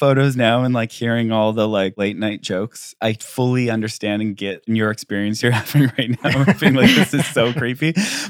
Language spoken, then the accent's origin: English; Canada; I'm a musician from Canada and space.